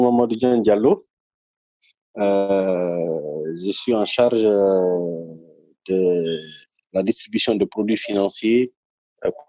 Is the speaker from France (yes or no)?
no; Guinea; oui, je suis guinéen. Je suis, euh, mhm. suis guinéen.